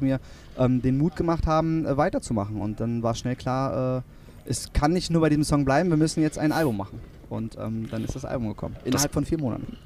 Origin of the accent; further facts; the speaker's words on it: Kiel, Schleswig-Holstein, Germany; also born or lived in Kronshagen; Ich bin in Kiel aufgewachsen, ich bin äh, in Grundshagen, ähm, äh, wirklich äh, mein Lebensmittelpunkt